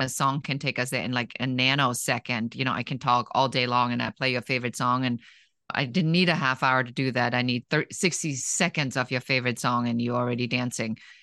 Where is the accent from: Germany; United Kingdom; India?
Germany; moved away as an adult; now in United States; I grew up in Germany, and I came to the United States when I was in my early twenties